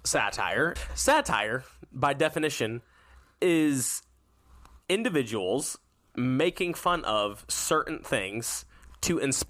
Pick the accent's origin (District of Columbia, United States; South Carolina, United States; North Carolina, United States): North Carolina, United States; moved away; I'm originally from North Carolina, super close to Myrtle Beach, and so close to the beach, 10, 15 minutes away.